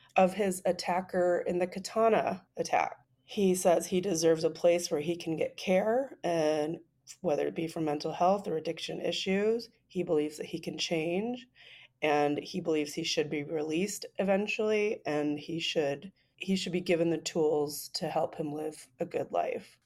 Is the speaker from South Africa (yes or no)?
no; United States; as an American